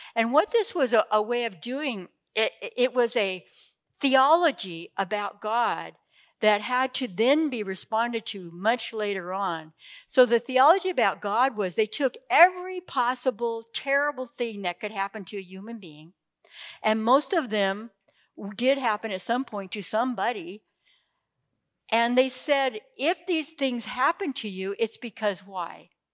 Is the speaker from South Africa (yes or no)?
no; Imperial Valley, California, United States; I grew up in Imperial Valley